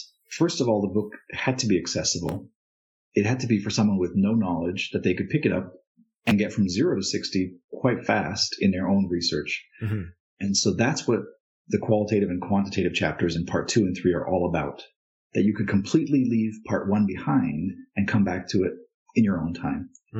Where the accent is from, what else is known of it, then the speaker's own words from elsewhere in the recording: Thailand; moved away as an adult; also born or lived in India; So I was born in India to traveling parents, and eventually my mom settled in Thailand, and so I spent a number of years there.